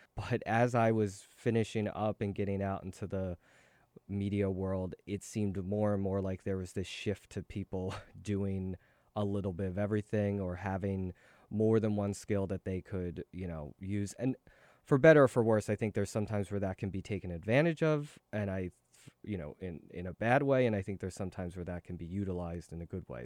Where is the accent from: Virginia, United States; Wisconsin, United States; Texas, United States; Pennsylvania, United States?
Pennsylvania, United States; Philadelphia; moved away as an adult; also born or lived in Seoul, South Korea / California; now in New York, United States; I grew up in Philadelphia and went to s, uh, school there, went to college there